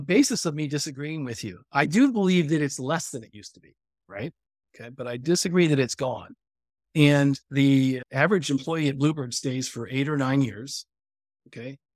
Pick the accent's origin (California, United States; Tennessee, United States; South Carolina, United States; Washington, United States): California, United States; I grew up in California